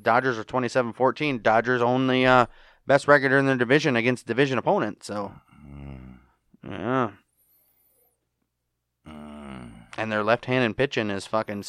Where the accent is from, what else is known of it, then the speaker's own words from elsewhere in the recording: Detroit, Michigan, United States; born there; Well, I was born in Detroit, Michigan.